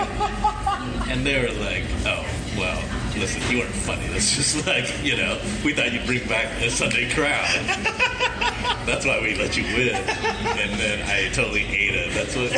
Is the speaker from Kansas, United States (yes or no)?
yes; Kansas, United States; moved away; I grew up in Kansas